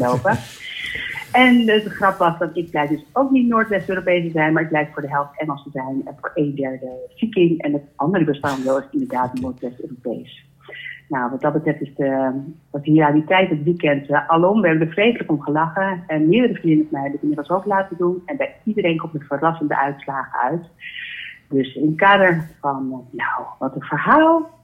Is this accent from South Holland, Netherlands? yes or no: no; Amsterdam, North Holland, Netherlands; ik ben zelf een Amsterdammer